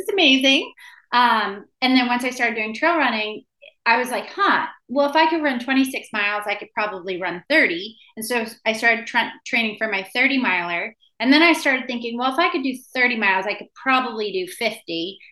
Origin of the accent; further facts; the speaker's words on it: Maine, United States; now in San Diego, United States; when I was a kid growing up in Maine